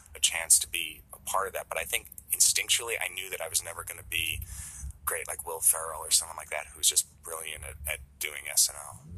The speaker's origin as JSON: {"language": "English", "region": "New York", "country": "United States", "moved": "yes", "said": "I was from New York"}